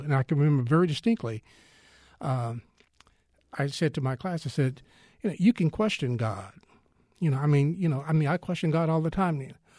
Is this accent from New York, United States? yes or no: no; Texas, United States; I am Texan all the way